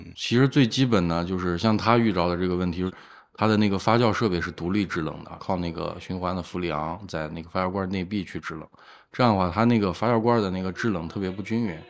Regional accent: Lanzhou, Gansu, China; also born or lived in Shenyang; now in Xi'an, China; 我老家是兰州，然后哦。上学一直在沈阳，毕业之后才来到西安的，一共可能有三四年时间吧

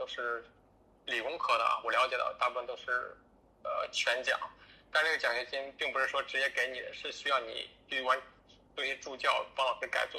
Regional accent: northern China, China; moved away as an adult; now in Washington, D.C., United States; 其实因为我是北方人，所以这边的气候啊，跟跟北方差不跟国内北方差不多

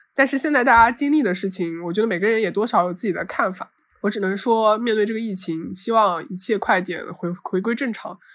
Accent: Zhoushan, Zhejiang, China; 我是土生土长的舟山人，但是因为一直生活在本岛上面

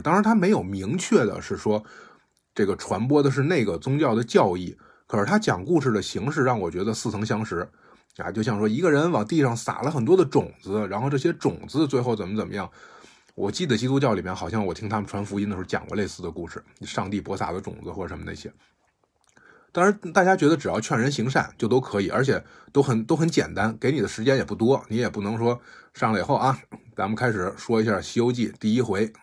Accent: China; 我们国家这个创作的人

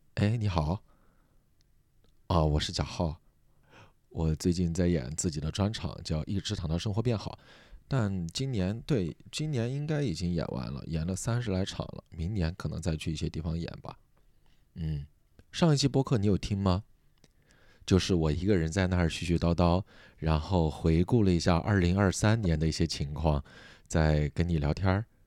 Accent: Sichuan, China; accent: Sichuan; moved away; 我们四川老家从小就过农历

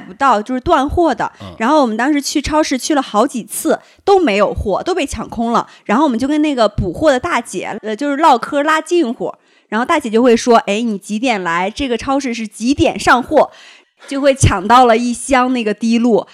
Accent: Shandong, China; now in Beijing, China; 因为我山东人，我爱吃馒头

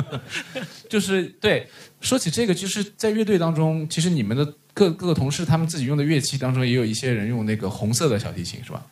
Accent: China; 我们就是中国人

